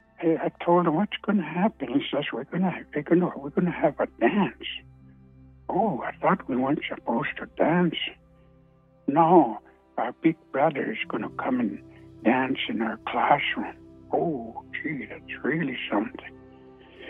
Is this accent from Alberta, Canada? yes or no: yes; Siksika Nation, Alberta, Canada; I'm from Siksika Nation, not too far from Calgary